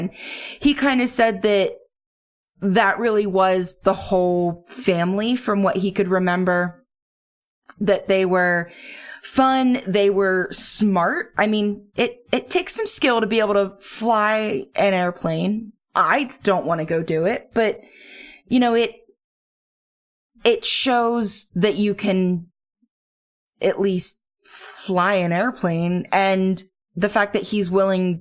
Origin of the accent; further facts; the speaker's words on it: Duncannon, Pennsylvania, United States; moved away; I grew up in Duncannon